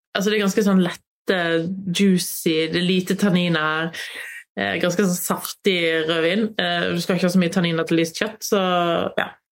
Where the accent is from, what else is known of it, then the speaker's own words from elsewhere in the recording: Voss, Vestland, Norway; Der jeg kommer fra, Voss, er vel kategori fire-pol